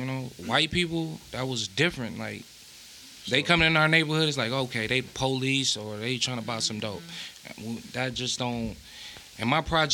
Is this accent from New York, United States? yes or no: no; Clinton Township, Michigan, United States; I'm from 15 Mile, right outside of Detroit. Grew up in the projects, called the Village